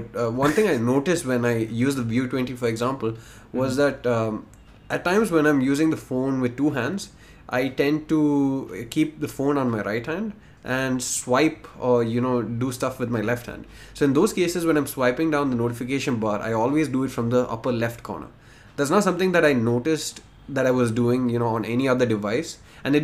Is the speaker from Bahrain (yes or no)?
yes; Bahrain; So I grew up in Bahrain.